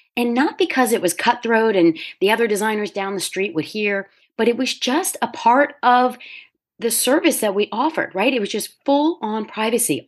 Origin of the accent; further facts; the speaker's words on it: Delaware, United States; also born or lived in New York City; at twenty-nine, I found myself back in my home state